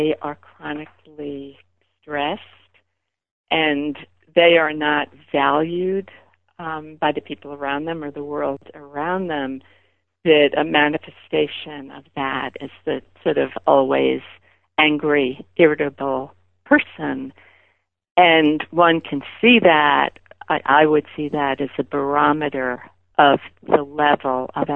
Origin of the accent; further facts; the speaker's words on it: New York City, New York, United States; growing up in Brooklyn